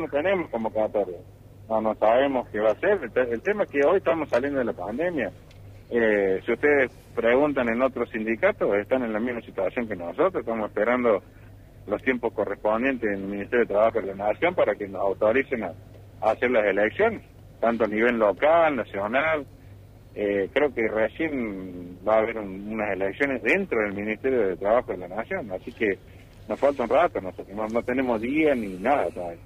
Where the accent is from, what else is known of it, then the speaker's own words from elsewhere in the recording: Villa María, Córdoba, Argentina; yo soy nacido criado en Villa María, a mí me conocen todos